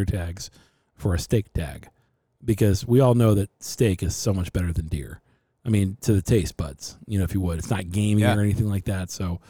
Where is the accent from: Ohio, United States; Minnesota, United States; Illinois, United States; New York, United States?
Ohio, United States; we're both from Ohio, mm-hmm. and we live in Arizona now.